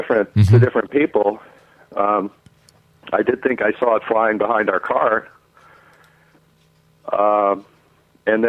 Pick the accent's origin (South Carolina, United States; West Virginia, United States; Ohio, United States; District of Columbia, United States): West Virginia, United States; I was a young boy growing up in West Virginia